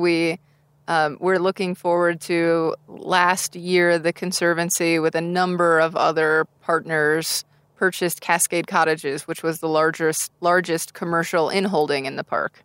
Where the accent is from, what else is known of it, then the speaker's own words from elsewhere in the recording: Tucson, Arizona, United States; moved away; I grew up in Tucson, Arizona